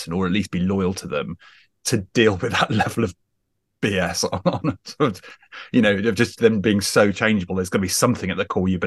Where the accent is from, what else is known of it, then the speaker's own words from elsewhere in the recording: Wells, South West England, United Kingdom; also born or lived in Hawley, near London; I grew up in big inverted commas in the West Country, in a little city called Wells